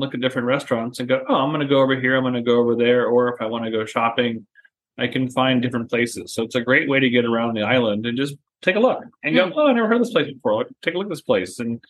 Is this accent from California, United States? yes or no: yes; San Diego, California, United States; moved away as an adult; now in Savannah, United States; I'm from San Diego, and San Diego touches the literal border of Tijuana and Chula Vista and San Ysidro